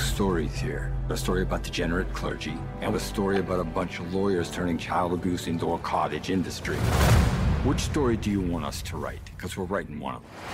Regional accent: outside of Milwaukee, Wisconsin, United States; both of us grew up Catholic. We uh, we grew up outside of Milwaukee, uh, within the Milwaukee Archdiocese.

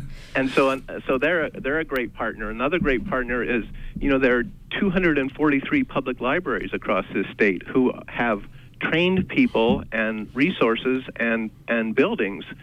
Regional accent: Midwest, United States; moved away as an adult; now in Maine, United States; we've only been in Maine for 35 years, so so we're not we're not Mainers, but we grew up in the Midwest

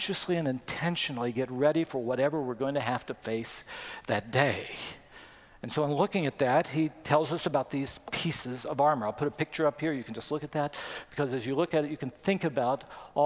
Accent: West Virginia, United States; When I grew up in West Virginia, I walked to school

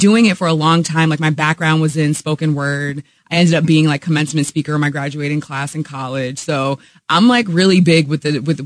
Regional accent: Poughkeepsie, New York, United States; moved away as an adult; also born or lived in Albany, New York / New Rochelle, New York; I grew up in Poughkeepsie, New York

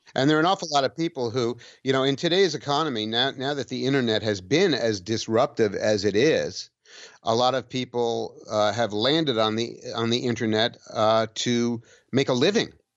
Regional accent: New York City, New York, United States; also born or lived in Long Island / New Hampshire; now in near Saratoga, United States; I was born and raised in New York City. I had a three-year interlude in the Long Island suburbs. And then my parents busted up and I moved back into Manhattan and was raised there

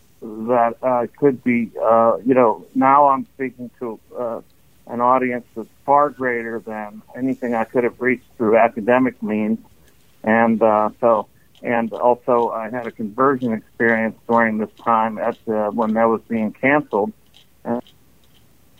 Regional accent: Pittsburgh, Pennsylvania, United States; moved away as an adult; also born or lived in New York; I am from the Pittsburgh area. I grew up in a large Catholic family

